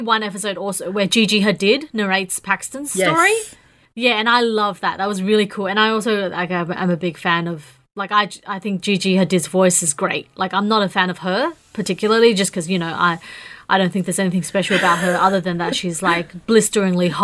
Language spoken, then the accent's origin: English; Australia; growing up in Australia